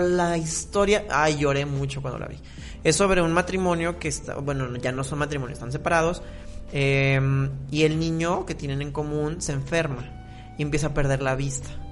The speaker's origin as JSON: {"language": "Spanish", "country": "Mexico"}